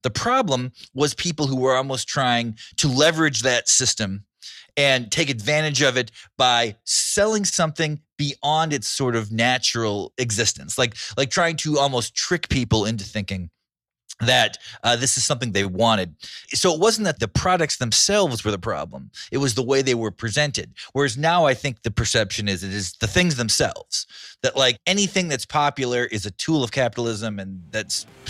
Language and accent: English; North Dakota, United States; Well, what had happened was I had I grew up in North Dakota, worked in Fargo until 1998.